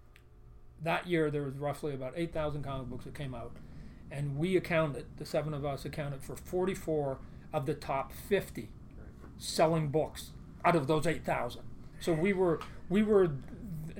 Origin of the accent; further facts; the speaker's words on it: Canada; I'm Canadian